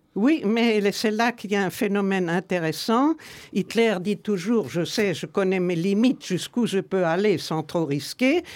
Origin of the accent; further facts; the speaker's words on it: Nuremberg, Bavaria, Germany; je suis né à Nuremberg, une des pires villes d'Allemagne. Et nous habitions en face du plus vieux journal social-démocrate allemand